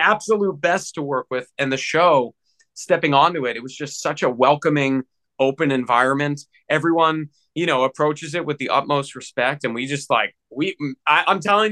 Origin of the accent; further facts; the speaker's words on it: United States; also born or lived in Tempe, Arizona; I'm from the States.